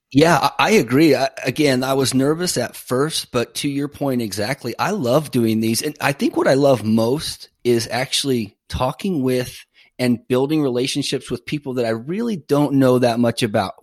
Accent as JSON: {"language": "English", "region": "Northern California", "country": "United States", "moved": "yes", "lives_now": "Tampa, United States", "said": "I'm originally from Northern California"}